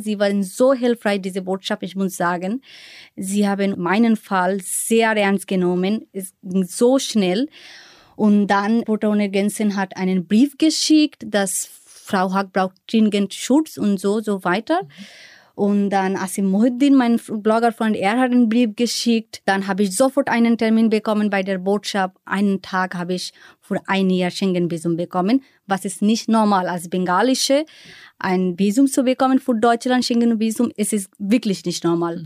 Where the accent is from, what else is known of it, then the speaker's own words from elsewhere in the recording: Bangladesh; German is a second language; moved away as an adult; now in Berlin, Germany; was ich in Bangladesch damals gehasst habe